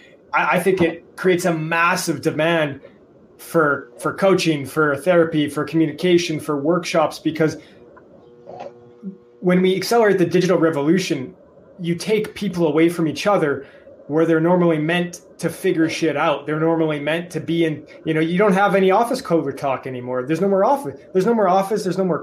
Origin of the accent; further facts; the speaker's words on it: Edmonton, Alberta, Canada; I'm from Alberta, Canada, one of the oil capitals of the world.